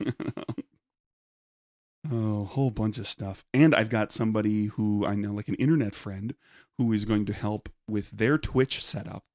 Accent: Peshtigo, Wisconsin, United States; Growing up in Peshtigo

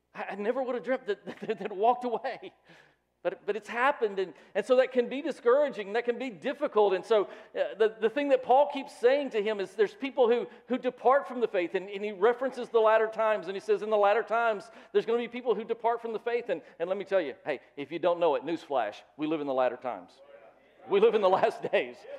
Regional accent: the South, United States; I grew up in the South

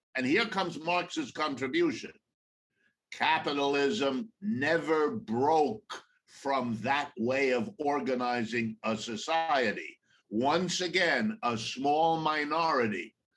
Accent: Ohio, United States; I was born in Ohio, right in the middle of the United States. I've lived my entire life here

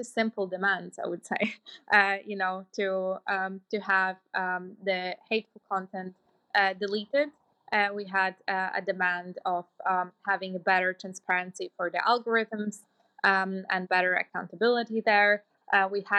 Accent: Latvia; moved away; I come from Latvia

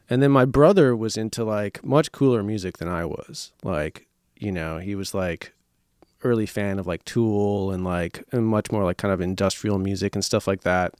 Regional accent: Marshfield, Wisconsin, United States; moved away as an adult; also born or lived in Minneapolis, Minnesota; now in Chicago, United States; I lived in Minneapolis till I was nine, and then we moved to, uh, just central Wisconsin, a little town called Marshfield, like a town of, like, eighteen thousand people. Uh, and then I lived there until, uh, until I went to college here

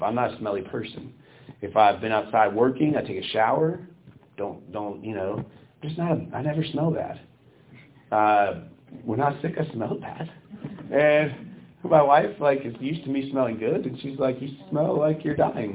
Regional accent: United States

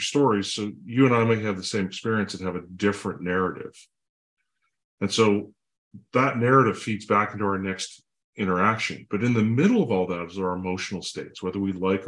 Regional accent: Canada; I'm a Canadian, I'm a dad, I have two kids

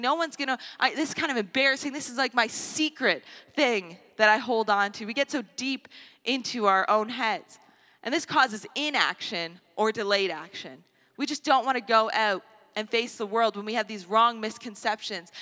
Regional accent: Canada; a Canadian society

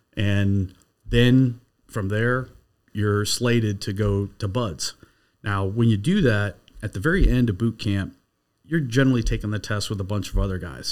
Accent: Michigan, United States; moved away; I grew up in Michigan.

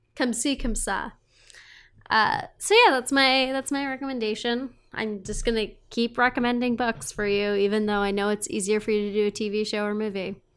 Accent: Montana, United States; moved away; also born or lived in Texas / Seattle; growing up in Montana

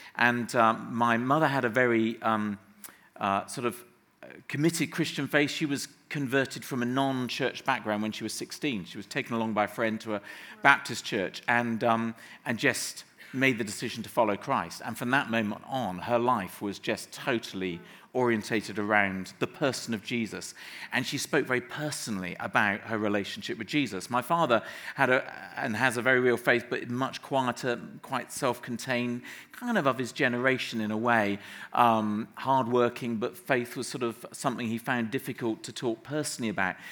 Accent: Somerset, South West England, United Kingdom; moved away as an adult; grew up in the West Country so till I was 18 living in Somerset

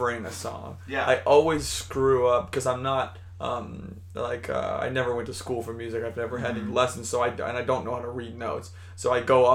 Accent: Orange, California, United States; now in Long Beach, United States; We grew up in Old Town Orange, which is essentially this center of Orange County where all the orange groves used to be

